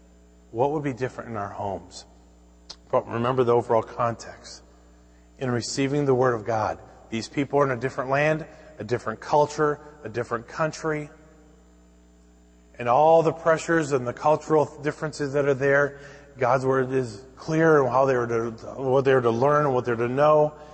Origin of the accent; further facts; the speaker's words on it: Minnesota, United States; I can remember growing up in Minnesota